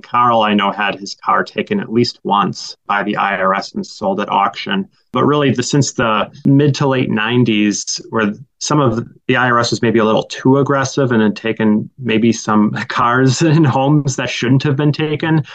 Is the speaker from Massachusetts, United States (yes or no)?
no; Green Bay, Wisconsin, United States; moved away as an adult; now in Milwaukee, United States; as a high school student growing up in Green Bay